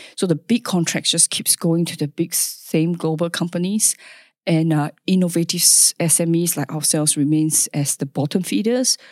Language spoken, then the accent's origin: English; Singapore; moved away as an adult; now in Perth, Australia; I was born in Singapore, uh, where the culture is, uh, very interesting